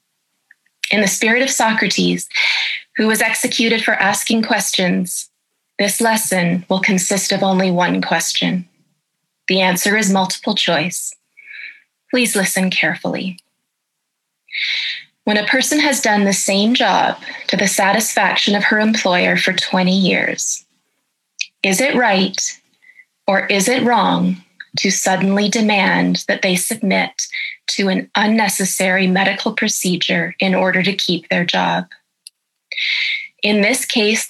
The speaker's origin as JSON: {"language": "English", "country": "Canada", "said": "I'm a professor of ethics and I'm a Canadian"}